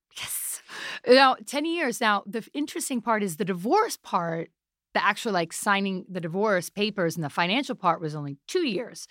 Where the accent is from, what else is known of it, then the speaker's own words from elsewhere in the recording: New York City, New York, United States; I'm a half Pakistani, half Italian, born in New York City